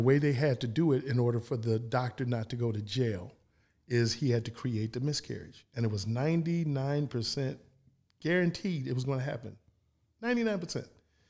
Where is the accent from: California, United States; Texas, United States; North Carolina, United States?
Texas, United States; San Antonio; born there; I was born in San Ann.